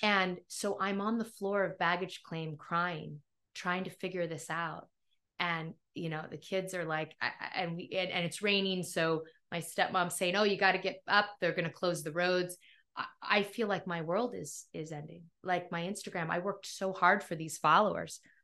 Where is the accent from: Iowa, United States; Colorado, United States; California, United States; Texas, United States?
California, United States; Topanga; moved away; also born or lived in New York / Philadelphia; my hometown of Topanga